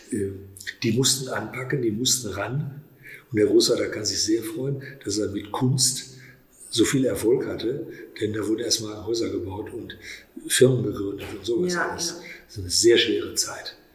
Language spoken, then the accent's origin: German; Soest, North Rhine-Westphalia, Germany; Und ich bin in Soest aufgewachsen, habe Abitur gemacht und ähm, ich fühle mich auch als Soester durch den Klassenverbund